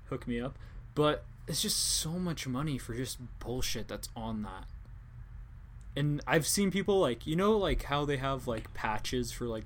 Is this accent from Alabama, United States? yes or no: no; Washington, United States; it's like I'm from Washington.